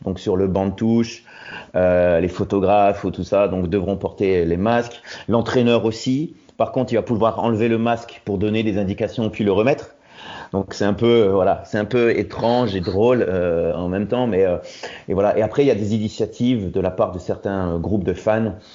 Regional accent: Roubaix, Hauts-de-France, France; moved away as an adult; now in Hamburg, Germany; Je viens du nord de la France, à la base de Roubaix

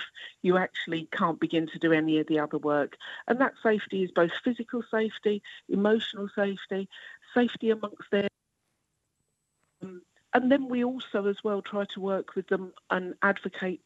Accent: London, United Kingdom; when I was a young person growing up in London, there was plenty of accommodation, there was plenty of jobs. You know, I'm a working class girl from Forest Gate

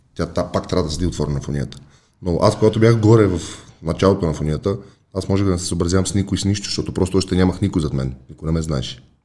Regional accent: Bulgaria; аз съм българин, не съм американец

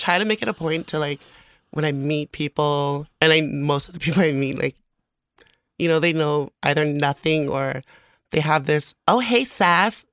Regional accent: American Samoa; moved away as an adult; also born or lived in Las Vegas; now in Hayward, United States; I'm originally from American Samoa

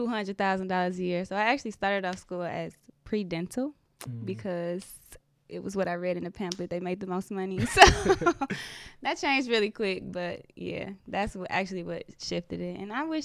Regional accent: Southfield, Michigan, United States; I'm from Southfield. Southfield? Yep. Grew up on 9 Mile.

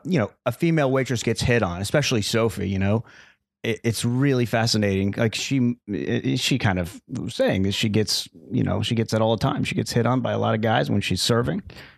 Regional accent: Arizona, United States; born or raised there

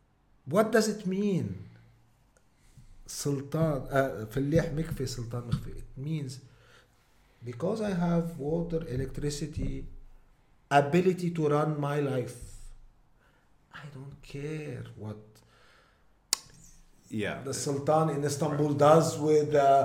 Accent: Mount Lebanon, Lebanon; but I'm a mountaineer from Mount Lebanon. I'm a fillah.

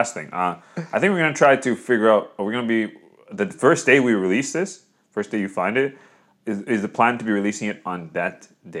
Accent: Canada; moved away; I was born in Canada.

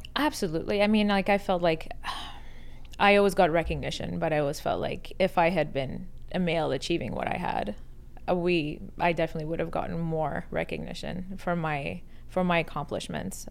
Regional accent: Canada; born or raised there; also born or lived in Iran

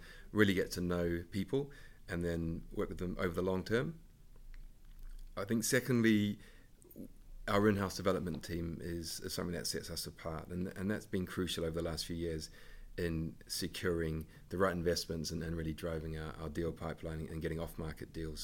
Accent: New Zealand; now in United Kingdom; I'm from New Zealand

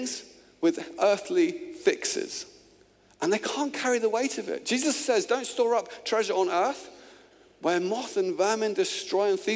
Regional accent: Luton, East of England, United Kingdom; moved away as an adult; also born or lived in Oxford; where I grew up in Luton, it was cars.

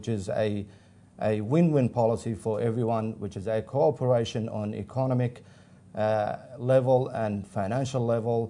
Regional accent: Iraq; now in Australia; I am originally from Iraq

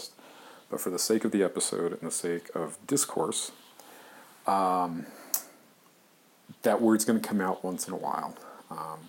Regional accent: Arizona, United States; growing up in Arizona

